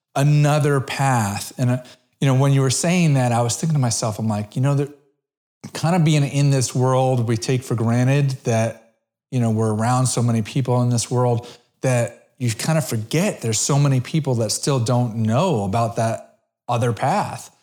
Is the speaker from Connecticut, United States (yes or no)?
yes; Brookfield, Connecticut, United States; moved away; I'm originally from Connecticut.